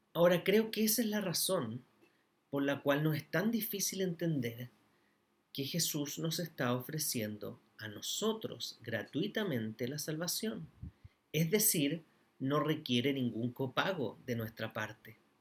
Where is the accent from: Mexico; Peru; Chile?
Chile; also born or lived in Antofagasta; como chilenos